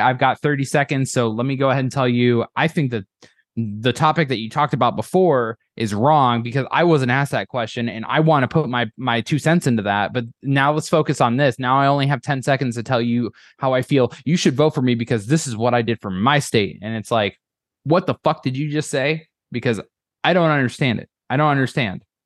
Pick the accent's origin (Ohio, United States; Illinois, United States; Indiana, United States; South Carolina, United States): Illinois, United States; now in Iowa, United States; My parents' house that we lived in back home in Illinois